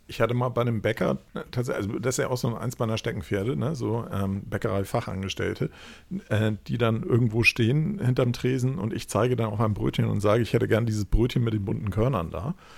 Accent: Hamburg, Germany; ich komme halt aus Hamburg

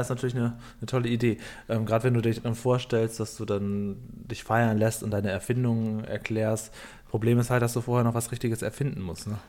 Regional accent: Cuxhaven, Lower Saxony, Germany; bei uns auf dem Dorf in Cuxhaven, wo ich aufgewachsen bin

